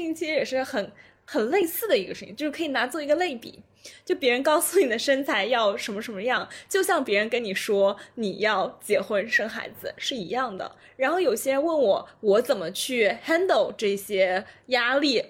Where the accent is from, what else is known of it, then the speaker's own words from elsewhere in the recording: China; 我们中国人的文化当中可能就是非常地，呃，就家对庭化